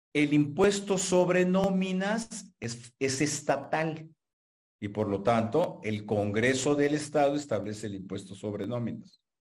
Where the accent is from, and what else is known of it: Mexico; also born or lived in Hermosillo, Sonora